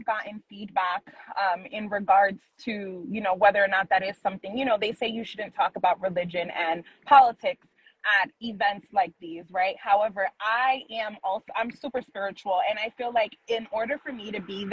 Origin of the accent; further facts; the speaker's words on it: New York City, New York, United States; I grew up in Manhattan